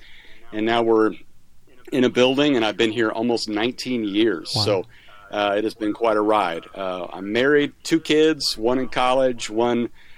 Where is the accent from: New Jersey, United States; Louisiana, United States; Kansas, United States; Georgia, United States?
Kansas, United States; moved away as an adult; also born or lived in Missouri / Kentucky; now in Valencia, United States; I grew up in Kansas, which is why I'm a Chiefs and Royals fan.